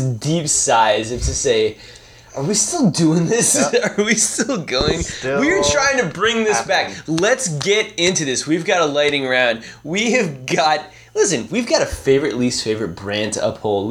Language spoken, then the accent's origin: English; Fort Mill, South Carolina, United States; Fort Mill High, my alma mater. That we're representing my hometown